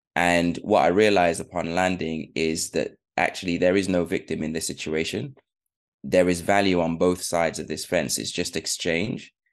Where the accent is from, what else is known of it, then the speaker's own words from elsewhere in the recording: United Kingdom; also born or lived in Sierra Leone; I was born in 1985 and we moved to UK when my mum was doing her PhD. And that was about 1990